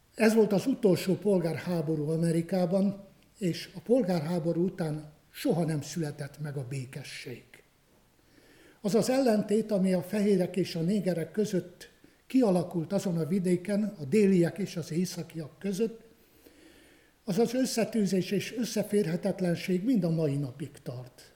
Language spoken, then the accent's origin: Hungarian; Romania; moved away as an adult; also born or lived in Cluj-Napoca, Romania; ahol én születtem, a Királyhágó melléki gyülekezetekben